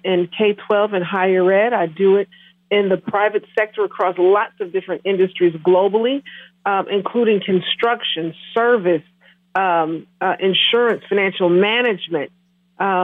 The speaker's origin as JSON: {"language": "English", "town": "Milwaukee", "region": "Wisconsin", "country": "United States", "tie": "born or raised there", "also_born_or_lived": "Menomonie, Wisconsin / Oshkosh, Wisconsin", "said": "I was born and raised in Milwaukee, Wisconsin"}